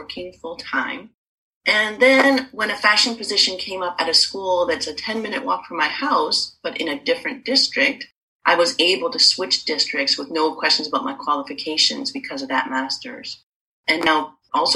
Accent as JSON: {"language": "English", "region": "Ontario", "country": "Canada", "also_born_or_lived": "Toronto", "moved": "as an adult", "lives_now": "British Columbia, Canada", "said": "I'm Canadian. I'm originally from Ontario. I live in BC now"}